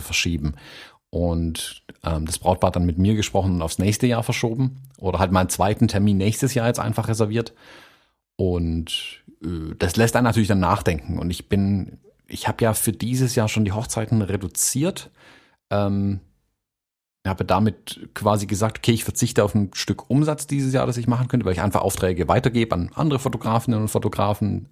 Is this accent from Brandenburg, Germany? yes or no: no; Baden-Württemberg, Germany; bei uns in Baden-Württemberg